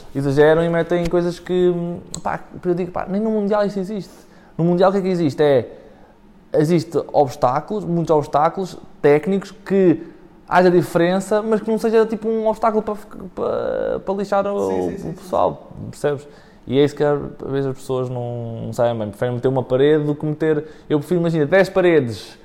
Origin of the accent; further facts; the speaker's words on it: Góis, Centro, Portugal; eu sou de Góis